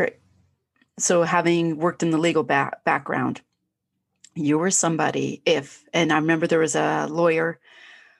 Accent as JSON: {"language": "English", "country": "Canada", "said": "I'm Canadian"}